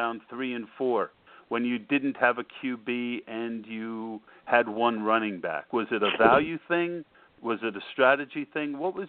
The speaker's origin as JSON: {"language": "English", "region": "New Jersey", "country": "United States", "said": "I'm going to make you an offer you can't refuse. I'm from Jersey."}